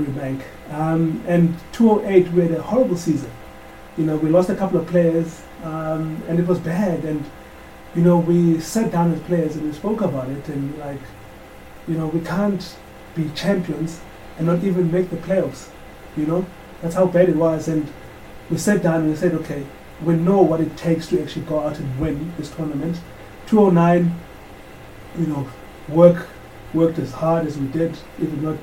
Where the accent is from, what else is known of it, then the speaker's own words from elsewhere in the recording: Mthatha, Eastern Cape, South Africa; we grew up in Mthatha